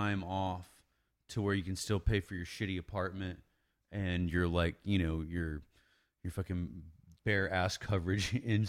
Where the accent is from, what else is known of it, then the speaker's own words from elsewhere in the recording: Wichita Falls, Texas, United States; we grew up around in Wichita Falls